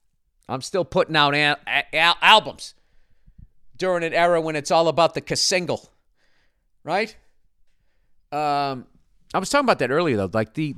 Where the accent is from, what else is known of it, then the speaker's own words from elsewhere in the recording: Vancouver, British Columbia, Canada; In my hometown of Vancouver, British Columbia, BC Place Stadium was completely renovated in 2011